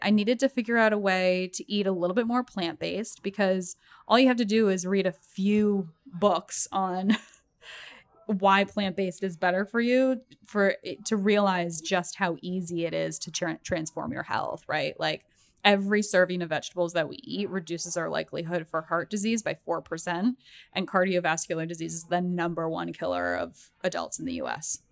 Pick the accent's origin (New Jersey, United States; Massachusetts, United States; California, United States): Massachusetts, United States; moved away as an adult; also born or lived in Boston; now in New York, United States; I spent my entire life in New England up until after college